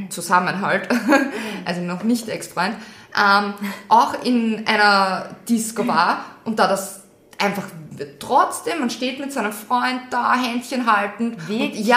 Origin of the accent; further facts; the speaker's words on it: Austria; Das ist nur in Russland gut, das ist wirklich schön beleuchtet, da braucht man echt keine Angst